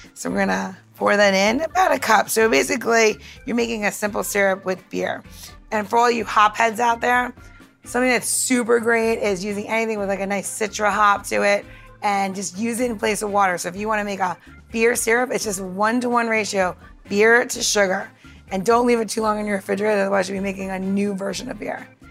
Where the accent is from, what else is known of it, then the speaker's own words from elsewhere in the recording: New York, United States; growing up in New York